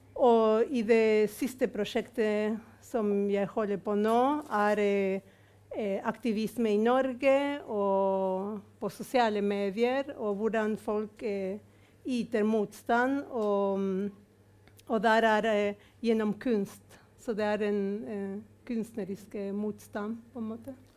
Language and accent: Norwegian; Argentina; now in Norway; som argentiner, som ble født under militærdiktatur